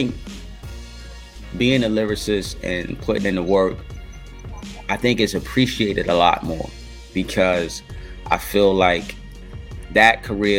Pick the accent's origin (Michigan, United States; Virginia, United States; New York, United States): New York, United States; New York City; I'm from Harlem